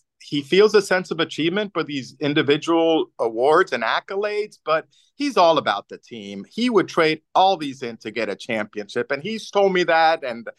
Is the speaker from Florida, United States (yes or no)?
no; Pittsburgh, Pennsylvania, United States; I said, listen, I'm from Pittsburgh.